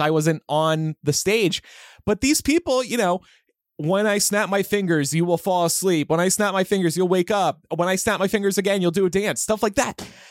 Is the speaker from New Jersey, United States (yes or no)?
yes; New Jersey, United States; growing up in South Jersey